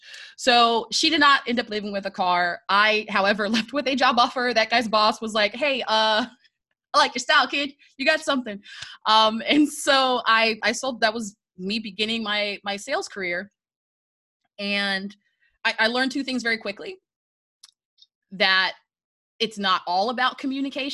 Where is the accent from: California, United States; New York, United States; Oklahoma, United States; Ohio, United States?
Ohio, United States; Dayton; also born or lived in Texas; now in Florida, United States; So I was born in Dayton, Ohio. I was born in the Hilltop Housing Project of Dayton, Ohio